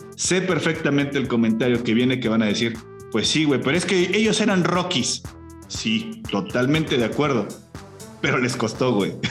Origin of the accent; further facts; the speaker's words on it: Mexico; como mexicano